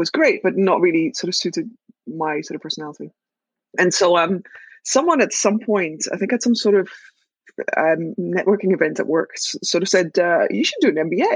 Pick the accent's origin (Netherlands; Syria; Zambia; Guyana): Netherlands; I am Dutch and I was born and raised in the Netherlands.